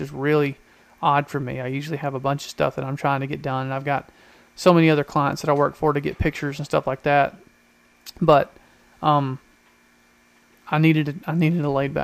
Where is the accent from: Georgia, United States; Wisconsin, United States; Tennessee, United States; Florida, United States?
Georgia, United States; I'm from Georgia